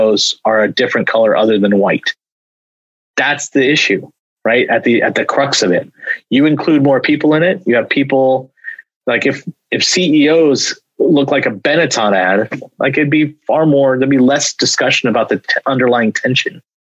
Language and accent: English; Bay Area, California, United States; now in Portland, United States; I grew up down in the Bay Area